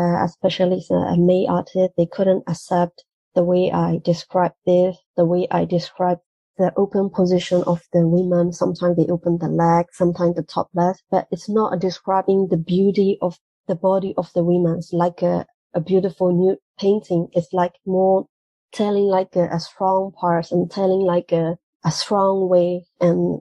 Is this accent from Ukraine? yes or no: no; Myanmar; English is a second language; moved away as an adult; now in Europe; I was born and raised in Myanmar